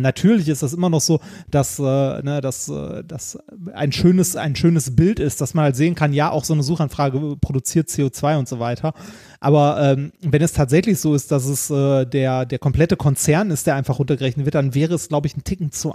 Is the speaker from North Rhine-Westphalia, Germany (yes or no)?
yes; Essen, North Rhine-Westphalia, Germany; nahe der Stadt Stadtteils, wo ich aufgewachsen bin, äh, und zwar an der Grenze zwischen Stadtmitte und Altendorf.